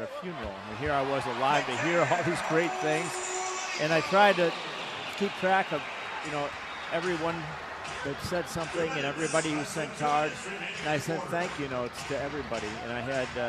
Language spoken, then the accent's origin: English; Chicago, Illinois, United States; I grew up in Chicago